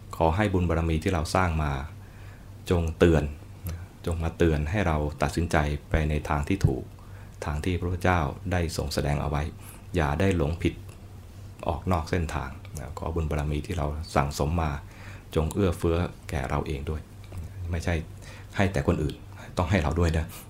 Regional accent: Thailand; เราเกิดมาในแผ่นดินท่าน

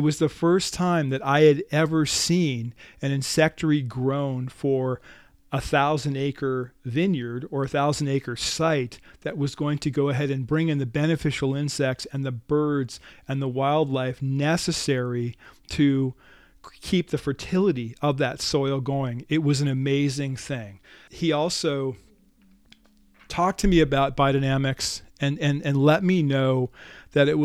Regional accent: New Jersey, United States; where I grew up in New Jersey

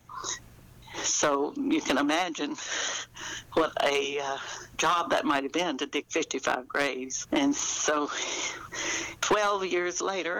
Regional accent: Kentucky, United States; I grew up here in Kentucky

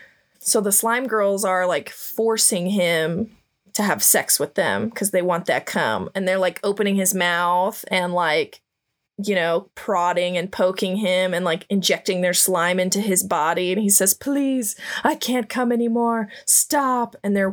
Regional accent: Midwest, United States; I'm from the Midwest

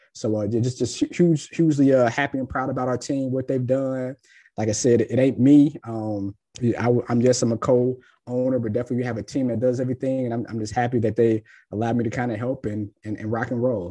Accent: Cincinnati, Ohio, United States; moved away as an adult; also born or lived in Tennessee; now in Jacksonville, United States; I'm born and raised in Cincinnati

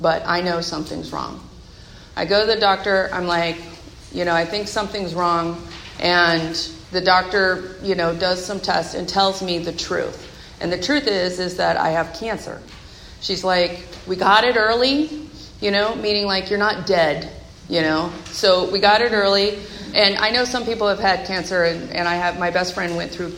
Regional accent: Bay Area, California, United States; now in Seattle area, United States; I'm from the Bay Area

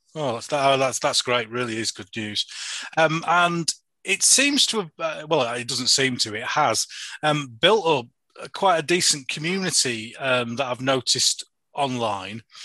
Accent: Yorkshire and the Humber, United Kingdom; I come from Yorkshire

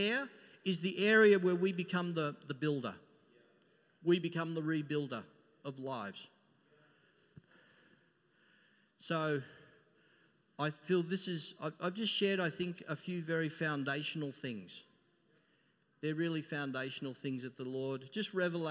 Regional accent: Melbourne, Victoria, Australia; I come from Melbourne and, you know, you walk down Collins Street

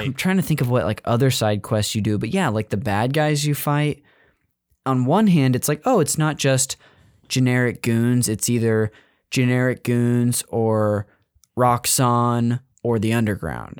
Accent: California, United States; I grew up in California

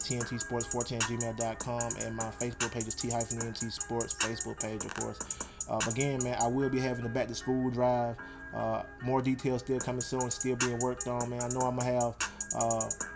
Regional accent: Troy, Alabama, United States; now in New Orleans, United States; My home state, Alabama, my hometown, Troy, Alabama

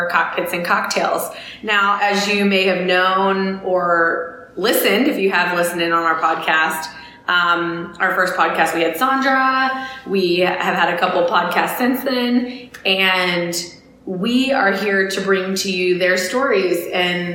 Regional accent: Illinois, United States; I'm actually from Illinois

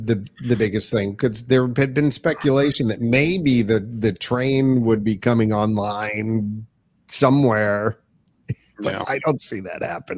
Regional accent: Pennsylvania, United States; moved away as an adult; now in South Carolina, United States; Pennsylvania, folks. Yuck. My home state.

